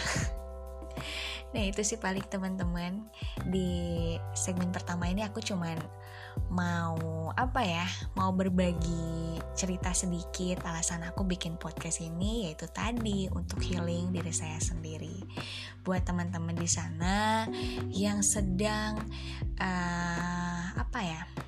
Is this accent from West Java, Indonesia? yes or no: yes; Bandung, West Java, Indonesia; Saya dari Bandung, usia saya dua puluh enam tahun